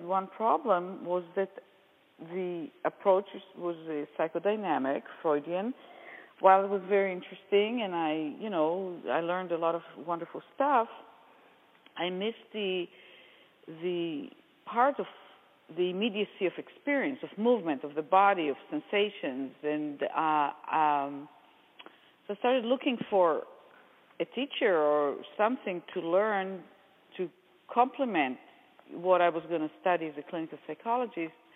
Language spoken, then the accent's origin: English; Israel; accent: Israeli; moved away; as you might hear from my accent, I, am Israeli and I lived in Israel